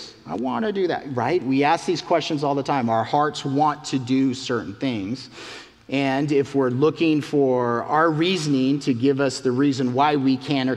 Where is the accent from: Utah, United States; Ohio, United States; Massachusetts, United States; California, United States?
Utah, United States; moved away; I'm from the Mountain West in Utah